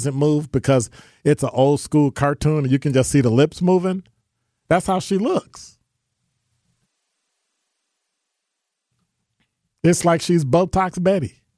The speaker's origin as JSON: {"language": "English", "country": "United States", "said": "I'm a black American, African American"}